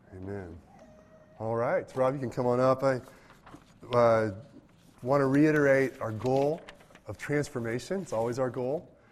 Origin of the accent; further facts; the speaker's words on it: United States; I'm an American, and I'm of European descent